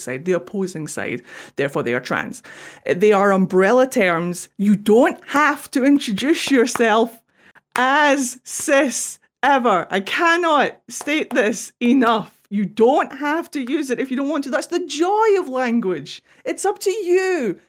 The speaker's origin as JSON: {"language": "English", "region": "Scotland", "country": "United Kingdom", "also_born_or_lived": "Japan", "accent": "Scottish", "said": "I'm Scottish"}